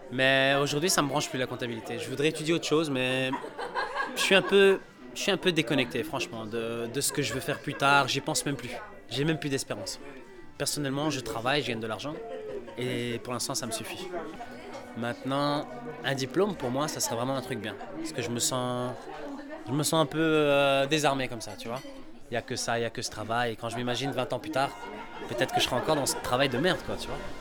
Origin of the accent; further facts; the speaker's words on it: Portugal; now in Belgium; chez moi, au Portugal